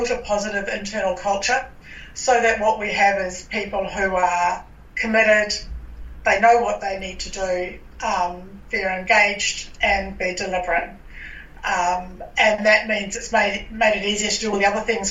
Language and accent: English; New Zealand; now in Australia; I'm from New Zealand.